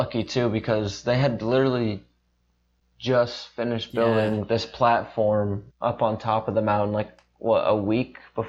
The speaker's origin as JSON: {"language": "English", "region": "Maine", "country": "United States", "said": "I'm from Maine."}